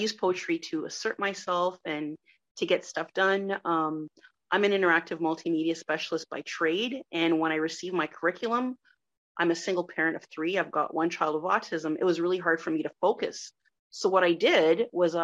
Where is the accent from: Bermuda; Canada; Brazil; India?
Canada; Ottawa, Ontario; first language French; English is a second language; also born or lived in Montreal, Canada; So I grew up in Blossom Park in a very Haitian household, but we were the only Black family in a very white neighborhood, which is why I sound like this